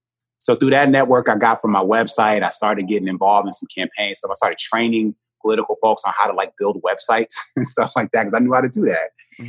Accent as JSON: {"language": "English", "town": "Detroit", "region": "Michigan", "country": "United States", "tie": "born or raised there", "said": "I grew up, I was born in Detroit"}